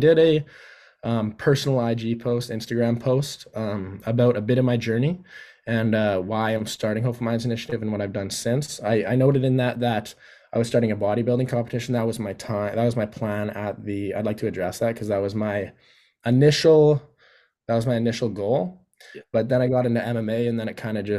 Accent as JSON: {"language": "English", "region": "Yukon", "country": "Canada", "tie": "born or raised there", "also_born_or_lived": "Whitehorse", "moved": "as an adult", "lives_now": "Parksville, Canada", "said": "I'm born and raised in the Yukon"}